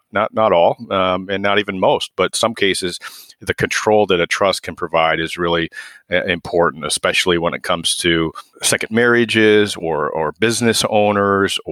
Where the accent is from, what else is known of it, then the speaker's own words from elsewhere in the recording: Waterloo, Iowa, United States; I grew up in Waterloo and went to UNI